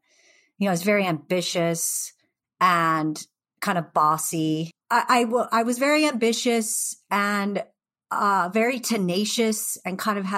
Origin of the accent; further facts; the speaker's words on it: Pacific Northwest, United States; And then I found skateboarding as kind of an angsty teenager growing up in the Northwest.